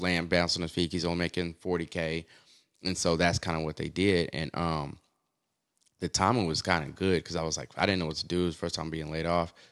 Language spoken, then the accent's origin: English; Oklahoma City, Oklahoma, United States; moved away as an adult; also born or lived in Austin, Texas / New York; country boy, born and raised in Oklahoma City